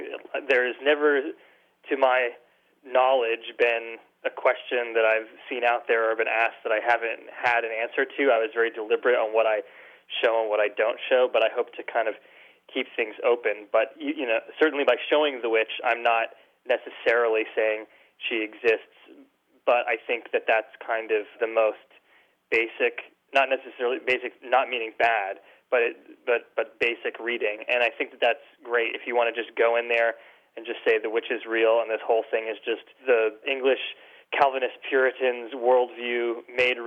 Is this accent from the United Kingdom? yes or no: no; New England, United States; I grew up in New England